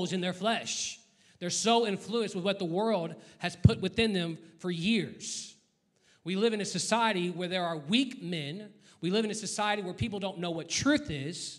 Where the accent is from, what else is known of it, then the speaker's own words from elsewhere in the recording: United States; I'm an American